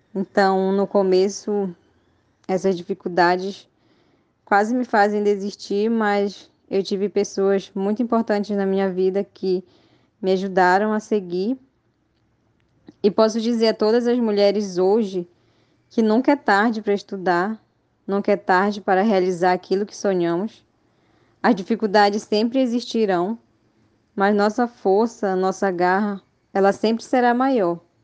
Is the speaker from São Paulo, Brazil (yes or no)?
no; Quilombo Murumuru, Pará, Brazil; sou do Quilombo Murumuru